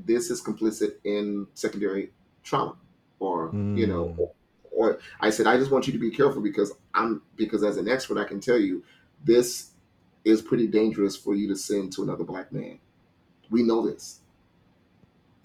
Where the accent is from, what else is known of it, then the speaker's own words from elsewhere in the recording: Louisiana, United States; I'm from Louisiana